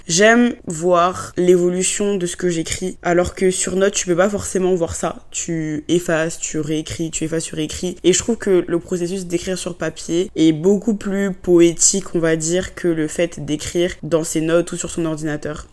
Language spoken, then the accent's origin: French; Côte d’Ivoire; first language French; moved away as an adult; also born or lived in England; now in France; j'ai grandi en Côte d'Ivoire, donc dans le pays de mon papa